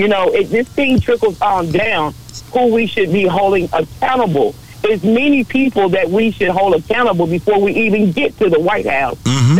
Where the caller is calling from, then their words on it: Tarrant County, Texas, United States; I'm calling you from Tarrant County.